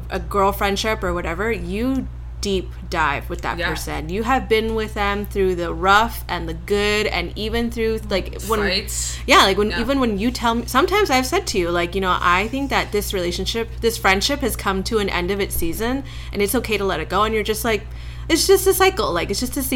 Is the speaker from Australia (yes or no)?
no; Canada; also born or lived in New York; now in Los Angeles, United States; I grew up in Canada, and then I moved to New York.